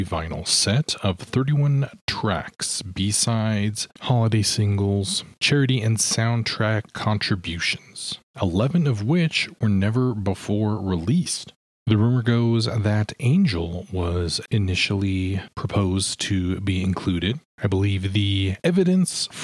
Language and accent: English; Nevada, United States; also born or lived in Bay Area, California; we moved away from the Bay Area to Nevada when I was 6.